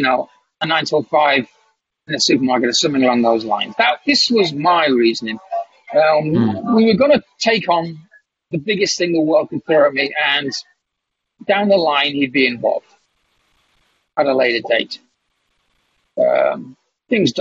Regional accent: Kingston upon Hull, Yorkshire and the Humber, United Kingdom; I'm sitting in a cafe in the town of Kingston-upon-Hull in England, my hometown

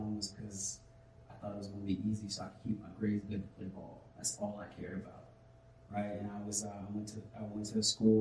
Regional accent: Massachusetts, United States; I grew up in Massachusetts, playing with a bunch of white boys and stuff

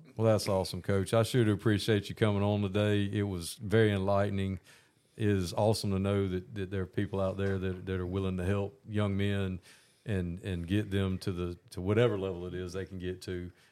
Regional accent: Augusta, Georgia, United States; I grew up in Augusta, Georgia, and spent my whole life here

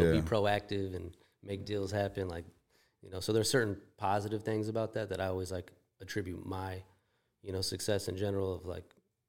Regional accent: California, United States; now in Chicago, United States; I grew up in Northern California, but then

